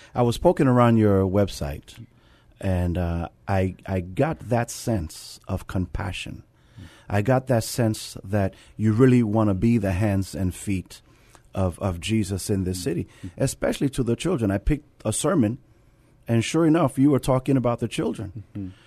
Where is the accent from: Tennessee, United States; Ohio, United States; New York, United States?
New York, United States; New York City; now in San Antonio, United States; I come from the Bronx, New York, and, um, where I took public transportation